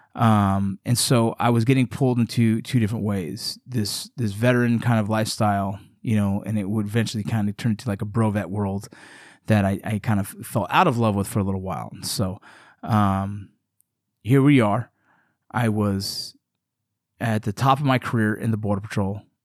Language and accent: English; Los Angeles, California, United States; growing up in Los Angeles, California